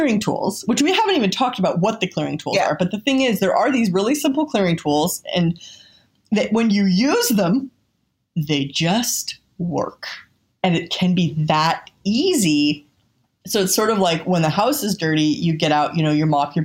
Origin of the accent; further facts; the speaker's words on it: California, United States; I'm from California, and I wasn't raised with religion